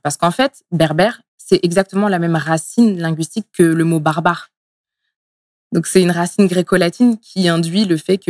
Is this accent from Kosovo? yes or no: no; Essonne, Île-de-France, France; also born or lived in Tunisia / Montreal, Canada; je suis née en Tunisie. Euh, je suis arrivée en France euh, étant bébé. Euh, dans le 91